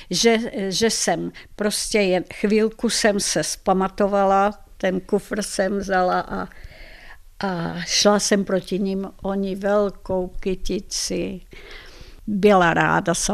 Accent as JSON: {"language": "Czech", "country": "Czechia", "said": "já jsem Češka Slovanka, já jsem nechtěla, nechci žít v Madridu."}